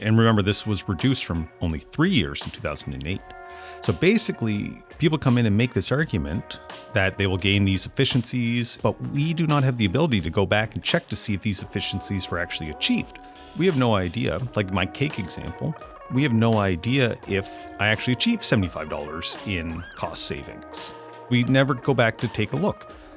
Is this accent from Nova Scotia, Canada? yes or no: yes; Amherst, Nova Scotia, Canada; growing up and then moving back to Amherst, Nova Scotia, where I run my business currently